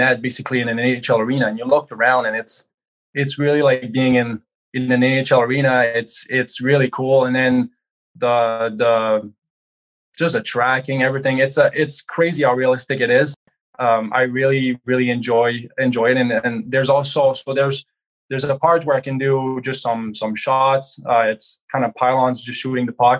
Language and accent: English; Quebec, Canada; moved away; growing up, I'm from Quebec